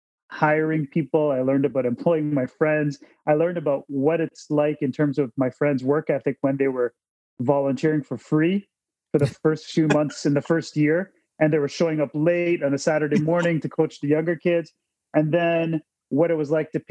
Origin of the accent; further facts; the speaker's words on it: Toronto, Ontario, Canada; I'm born and raised in Toronto, Ontario, Canada. And I was brought up here